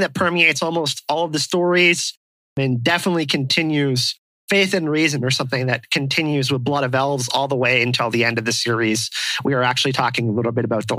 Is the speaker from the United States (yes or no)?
no; France; my French self